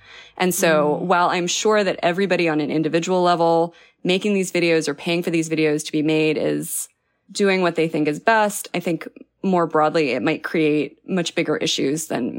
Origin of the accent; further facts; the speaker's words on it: New Mexico, United States; I'm from New Mexico, and so I can say that fighting fire with fire, like a controlled burn, can be very dangerous.